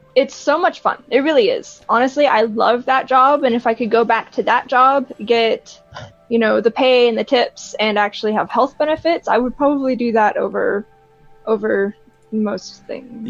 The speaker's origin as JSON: {"language": "English", "region": "Colorado", "country": "United States", "said": "I'm from Colorado"}